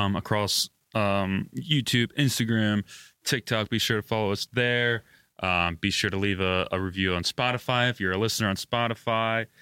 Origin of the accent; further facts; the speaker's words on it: United States; I'm an American, so I watch American sports